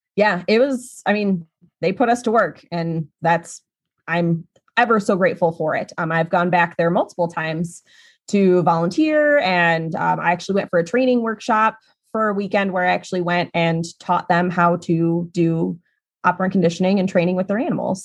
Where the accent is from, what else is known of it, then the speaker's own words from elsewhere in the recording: Illinois, United States; my home state of Illinois